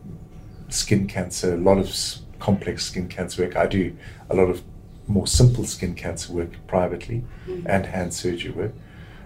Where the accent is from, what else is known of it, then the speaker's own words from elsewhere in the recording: Zimbabwe; now in United Kingdom; I'm from Zimbabwe